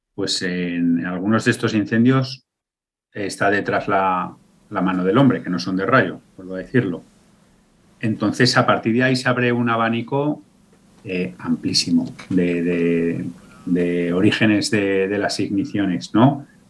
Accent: Aragon, Spain; yo ahora que vivo a medio caballo entre la ciudad y, mi pueblo de, de origen, en mi pueblo de origen

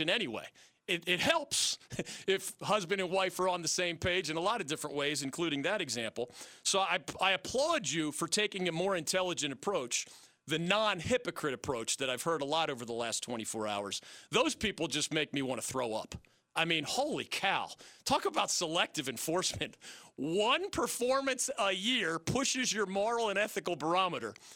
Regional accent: Philadelphia, Pennsylvania, United States; I'm from Philly

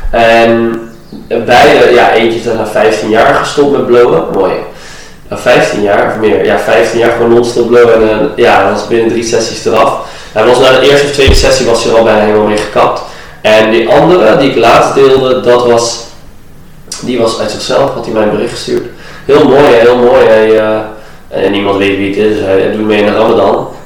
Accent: Iran; in Azië, en eh, ik kom zelf uit Iran, daar is het ook niet altijd top.

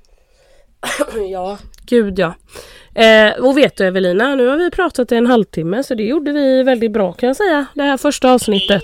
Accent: Karl Gustav, Sweden; hemma i Carl Gustav i vårt hus när jag bodde i, nere i källaren sen när jag fixade mitt rum där

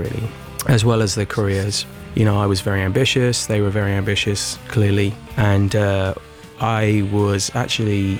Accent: London, United Kingdom; I grew up in Tufnell Park, so that's exactly where I sort of would go and see bands when I was a kid

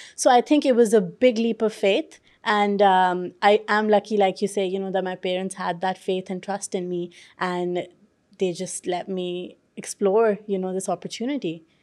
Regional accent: Pakistan; now in London, United Kingdom; I grew up in Pakistan

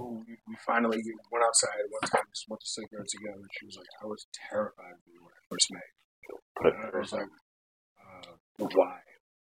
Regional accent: Boston, Massachusetts, United States; I grew up in Boston.

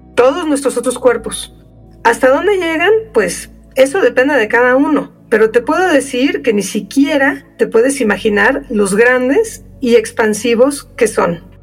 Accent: Mexico; soy mexicana, entonces yo sí me he preguntado muchísimas veces a lo largo de mi vida por qué decidí nacer en México

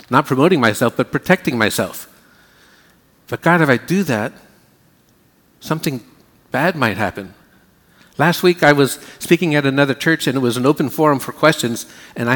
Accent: United States; we Americans

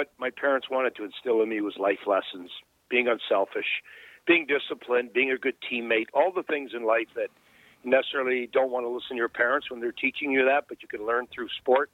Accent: Pickering, Ontario, Canada; growing up in Bay Ridges or Pickering.

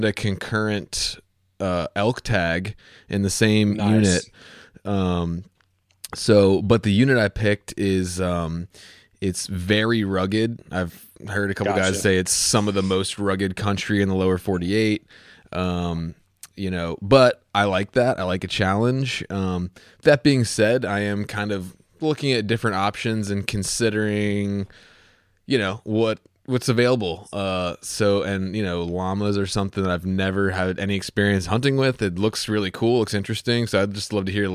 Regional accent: East Coast, United States; moved away; I'm coming from the East Coast, and like, you know, that was how I grew up

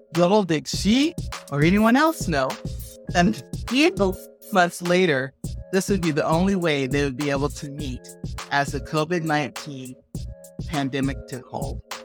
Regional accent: Lamar, Colorado, United States; I've known Lisa since age nine, as we grew up together in Lamar, Colorado

